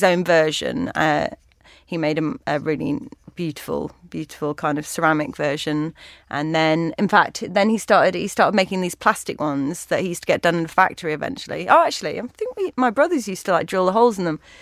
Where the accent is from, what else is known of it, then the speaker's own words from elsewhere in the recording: Buxton, East Midlands, United Kingdom; I was born in Buxton, Derbyshire, and I'm the youngest of eight children